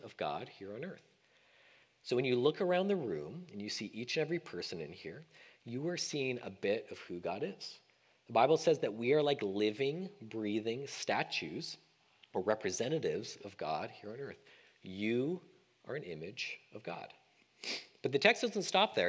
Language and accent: English; Canada; moved away as an adult; now in Sacramento, United States; as a Canadian thinking about becoming an American